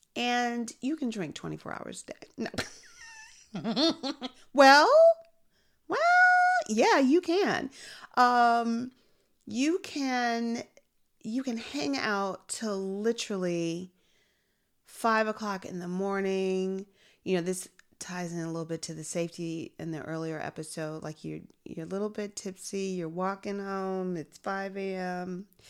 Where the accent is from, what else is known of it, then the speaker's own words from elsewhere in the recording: Chicago, Illinois, United States; moved away; also born or lived in Korea; I'm from Chicago